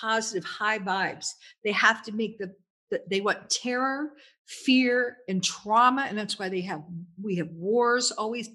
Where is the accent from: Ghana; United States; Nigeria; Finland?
United States; Louisville, Kentucky; moved away as an adult; now in Italy; I grew up in Kentucky